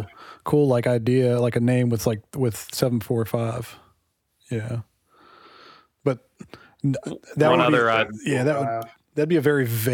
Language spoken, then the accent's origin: English; West Virginia, United States; we're from West Virginia